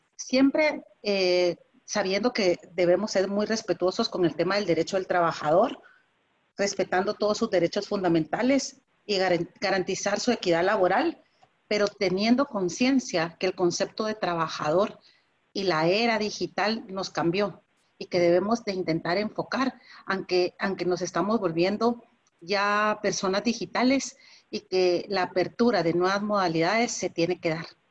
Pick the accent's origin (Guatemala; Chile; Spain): Guatemala; también tenemos en, en Guatemala